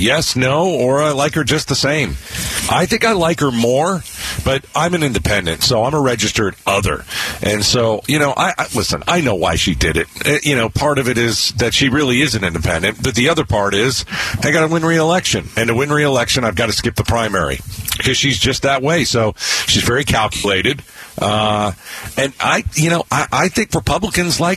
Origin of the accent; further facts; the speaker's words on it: East Coast, United States; now in Phoenix, United States; Jersey, New York